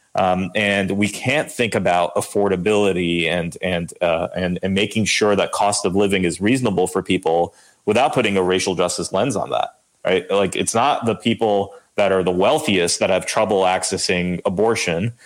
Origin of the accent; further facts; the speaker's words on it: Lawrence, New Jersey, United States; I, grew up on this street called Allen Lane, which is right in the middle